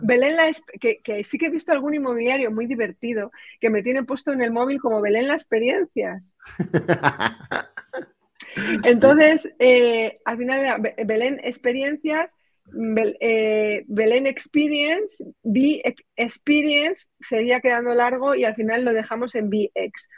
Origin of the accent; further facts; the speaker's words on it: Saldaña, Castile and León, Spain; moved away as an adult; also born or lived in Valladolid; soy de un pueblecito de 2.800 habitantes que se llama Saldaña, que eso es un bombón dentro de la provincia de Palencia.